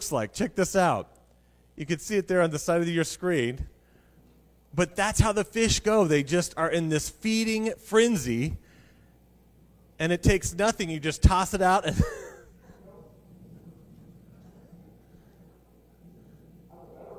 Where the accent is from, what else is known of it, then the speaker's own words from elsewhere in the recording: Colorado, United States; I grew up in Colorado